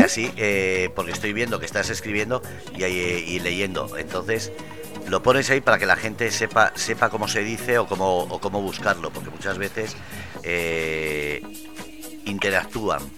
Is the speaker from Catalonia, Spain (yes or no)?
no; Ermua, Basque Country, Spain; en Euskadi, eh, por ejemplo, en mi pueblo, en Hermoa